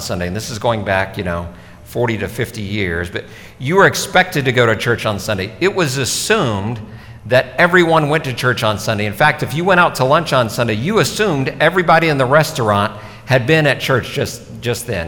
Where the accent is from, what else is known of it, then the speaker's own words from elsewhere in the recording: Dallas, Texas, United States; I grew up in Dallas, Texas